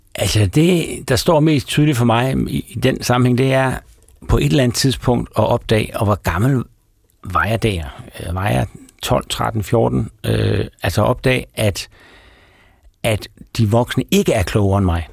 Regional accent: Aarhus, Central Denmark Region, Denmark; jeg kommer fra Guldbjergvej, som er sådan en typisk lille parcelhuskvarter i, i Højbjerg, øh, syd for Aarhus

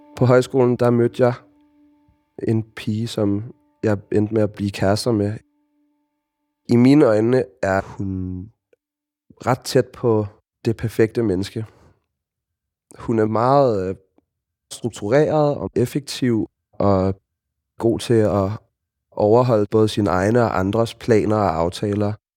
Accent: Copenhagen, Capital Region of Denmark, Denmark; Jeg er vokset op i Sydhavnen som et total hippiebarn

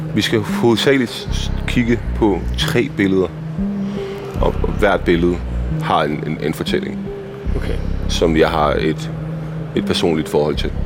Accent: Copenhagen, Capital Region of Denmark, Denmark; born or raised there; also born or lived in Iraq / Baghdad

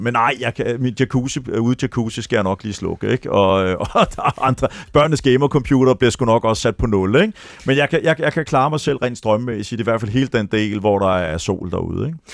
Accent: Denmark; also born or lived in Florida, United States; vi som danskere

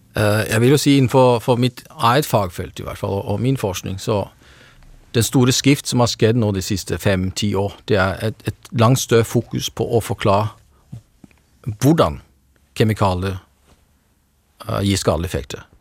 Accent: Norway; som nordmand

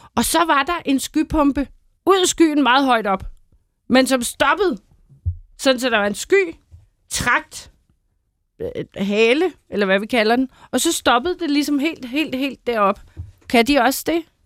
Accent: Bornholm, Capital Region of Denmark, Denmark; nu kommer jeg jo fra Bornholm.

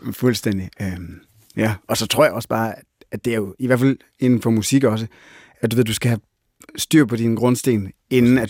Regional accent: Jutland, Denmark; jeg er sygt meget fra Jylland

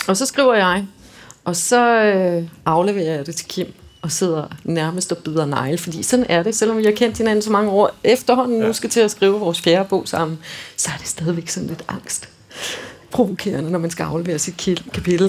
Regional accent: Denmark; som danskere

